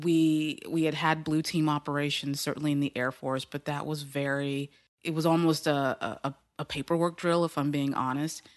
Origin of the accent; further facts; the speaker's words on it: Houston, Texas, United States; in Houston, Texas